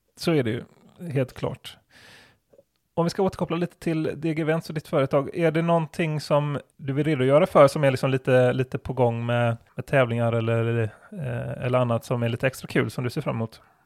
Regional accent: Gothenburg, Västra Götaland, Sweden; Jag är ju från Göteborg

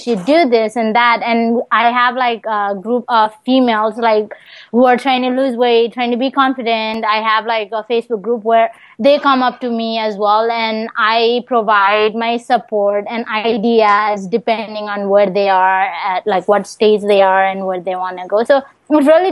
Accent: Nepal; also born or lived in Des Moines; now in Virginia, United States; back where I'm from Nepal

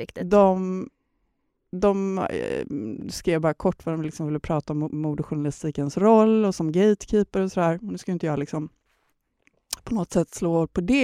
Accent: Gothenburg, Västra Götaland, Sweden; moved away; åka till mina hemtrakter. Jag är ju från Göteborg

